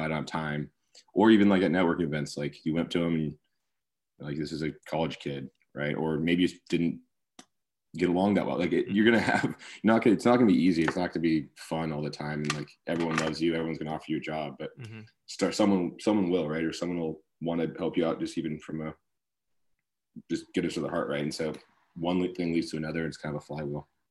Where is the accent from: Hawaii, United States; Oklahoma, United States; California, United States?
California, United States; Sacramento; also born or lived in Berkeley; I grew up in Sacramento